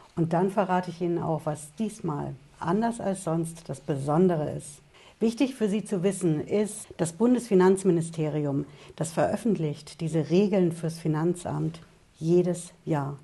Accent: Germany; bei uns in Deutschland

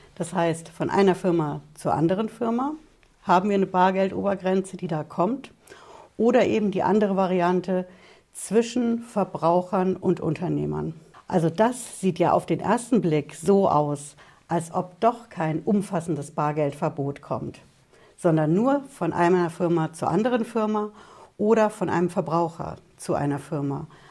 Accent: Germany; bei uns in Deutschland

